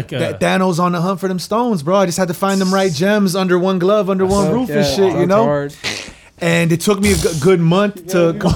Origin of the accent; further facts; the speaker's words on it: Brazil; also born or lived in Chile; And I'm from Brazil and Chile, so it's like, it's a global fucking bitch.